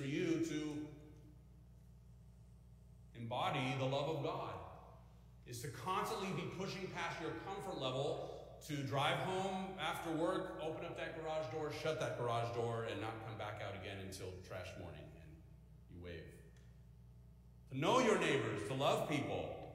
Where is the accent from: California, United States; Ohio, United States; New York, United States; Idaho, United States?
California, United States; now in Midwest, United States; I'm from California